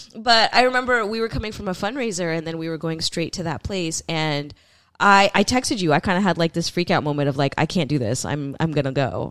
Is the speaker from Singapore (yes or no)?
no; San Francisco, California, United States; both of us are people who are, like, born and raised in San Francisco and the Bay